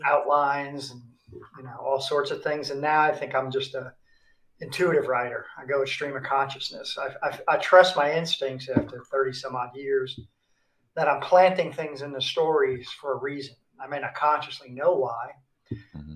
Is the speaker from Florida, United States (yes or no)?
no; New York City, New York, United States; moved away as an adult; also born or lived in South Korea; I grew up in New York City uh, in the Bronx